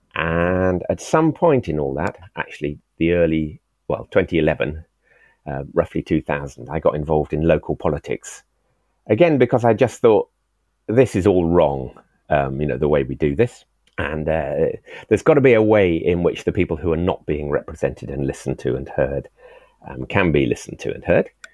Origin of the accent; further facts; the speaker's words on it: Swansea, Wales, United Kingdom; also born or lived in Cornwall; now in England; I was born in Wales, oh. sixty six years ago in Morriston Hospital